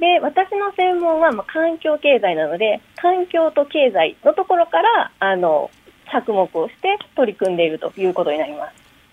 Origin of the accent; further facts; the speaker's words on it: Kansai, Japan; accent: Kansai dialect; now in Tokyo, Japan; 私、関西弁なので、はあ、あの普通に関西弁を喋ってるつもりなんですが、東京で長いこと